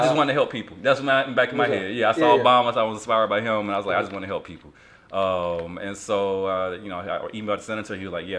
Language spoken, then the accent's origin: English; Albany, Georgia, United States; I'm originally from Albany, Georgia, real country town. You never heard of it. It was where Ray Charles is from.